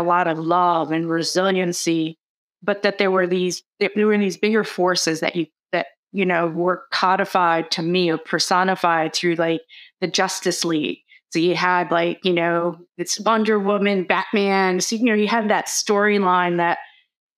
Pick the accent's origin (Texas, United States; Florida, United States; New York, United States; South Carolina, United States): New York, United States; New York City; growing up in the Bronx, while there was so much resiliency and community fabric